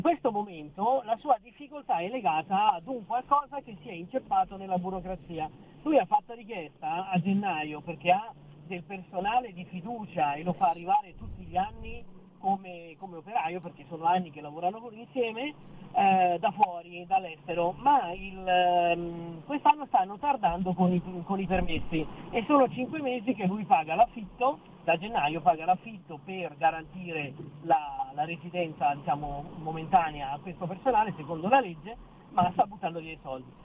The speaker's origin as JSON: {"language": "Italian", "town": "Rome", "region": "Lazio", "country": "Italy", "said": "io sono di Roma, vengo in subito da Roma"}